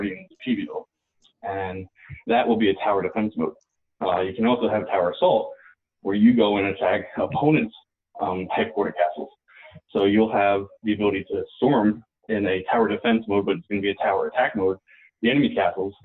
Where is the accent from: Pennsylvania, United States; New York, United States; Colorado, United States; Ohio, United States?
New York, United States; I'm a New Yorker